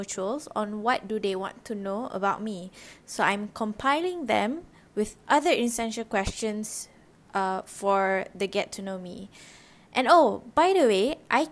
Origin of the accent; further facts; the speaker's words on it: Rawang, Selangor, Malaysia; first language Malay; English is a second language; also born or lived in Johor / Shah Alam; I was born in Johor, and huge part of my childhood was spent in Shah Alam before I moved to Rawan during early primary